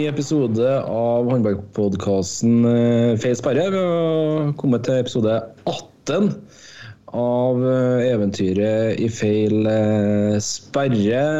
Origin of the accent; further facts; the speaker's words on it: Bergen, Vestland, Norway; Da jeg vokste opp i Åsane.